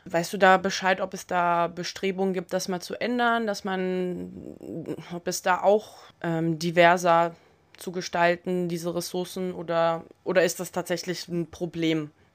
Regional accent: Berlin, Germany; als Berlinerin

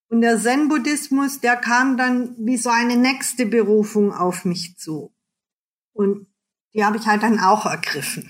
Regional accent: Germany; als Deutsche

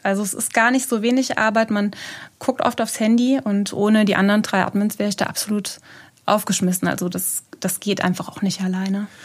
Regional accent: Neuwied, Rhineland-Palatinate, Germany; ich bin äh, in Neuwied geboren

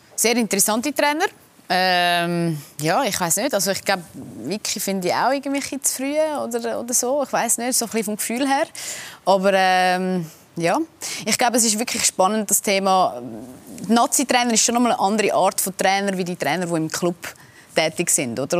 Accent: Switzerland; wir Schweizer

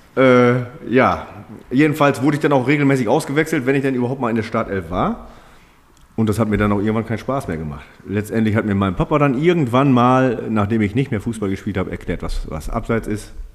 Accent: Germany; ich komme aus Bromte

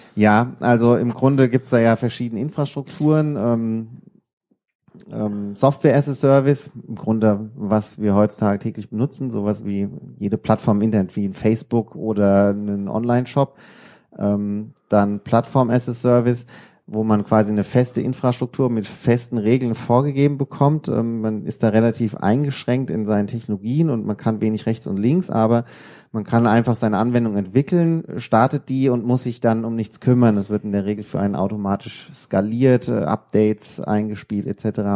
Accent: Odenwald, Hesse, Germany; now in Darmstadt, Germany; aus dem Odenwald, da wo meine, meine Heimat ist

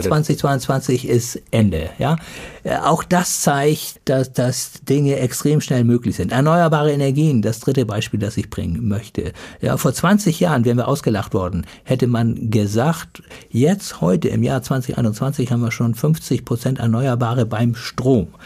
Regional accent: Germany; Wir als Deutsche

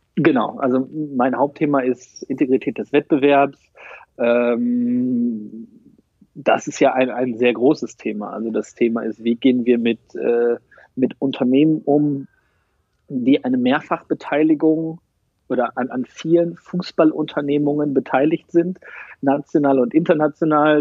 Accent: North Rhine-Westphalia, Germany; also born or lived in South America; now in Dortmund, Germany; Im September 84 geboren in Ostwestfalen

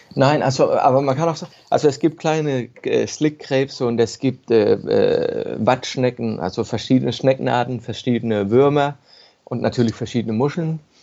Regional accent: Ballum, Southern Denmark, Denmark; also born or lived in Copenhagen; ich bin in, in Ballum geboren. Das ist ein kleines Dorf auf dem Festland, genau, genau bei Römer, bloß auf dem Festland. Und als Kind habe ich halt jeden Tag, bin ich bei mir rumgelaufen und habe verschiedene Dinge gesehen und gefunden und so weiter. Und bin halt da aufgewachsen

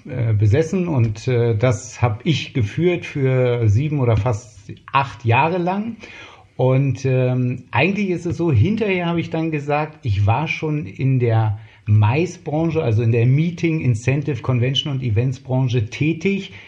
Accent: Berlin, Germany; Mein Vater war einer der großen Gastronomen in West-Berlin. Und so bin ich eigentlich Kind der, der Gastronomie

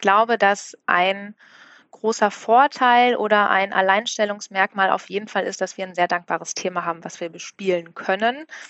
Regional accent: Bielefeld, North Rhine-Westphalia, Germany; moved away as an adult; now in Hamburg, Germany; seit 2013 auch in Hamburg, komme gebürtig aus Bielefeld

